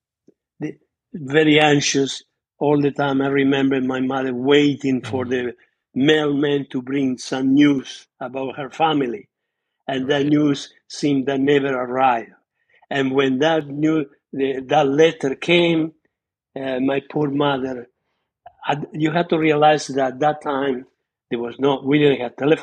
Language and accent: English; Argentina; born or raised there; English is a second language; moved away as an adult; also born or lived in Scauri, Italy; now in United States